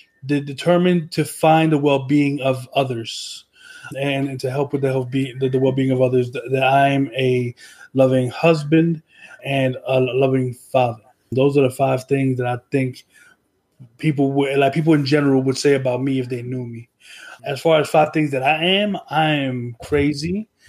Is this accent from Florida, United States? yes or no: no; Trenton, New Jersey, United States; Yeah, I was born in Trenton, New Jersey, on June 3rd in 1985.